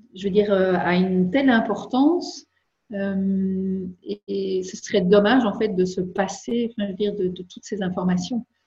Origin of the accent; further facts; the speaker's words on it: Belgium; je suis belge